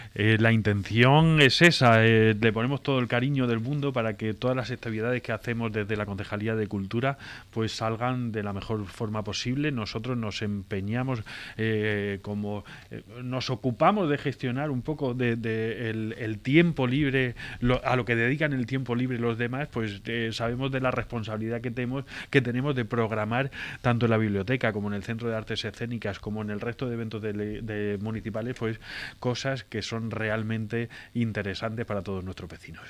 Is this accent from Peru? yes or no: no; Spain; nosotros como españoles